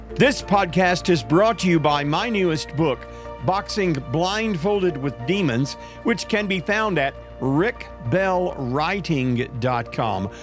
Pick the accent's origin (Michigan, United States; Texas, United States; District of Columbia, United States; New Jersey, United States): Texas, United States; East; I grew up in East Texas, which has pine trees